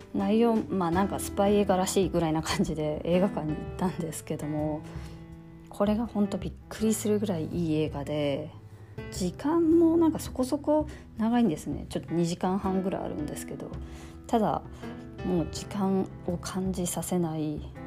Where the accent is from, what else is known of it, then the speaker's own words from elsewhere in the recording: Fukushima, Japan; moved away; also born or lived in California; 私たちその福島で生まれ育った人